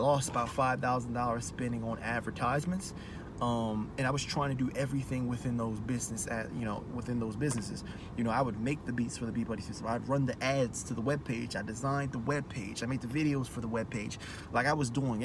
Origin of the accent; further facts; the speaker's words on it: Maryland, United States; moved away; I'm from Maryland. And I was living there at the time